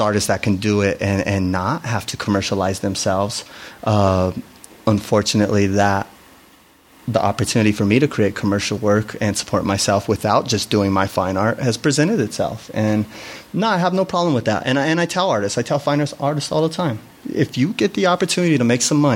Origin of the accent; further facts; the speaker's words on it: Denver, Colorado, United States; I grew up in Chicano culture in Denver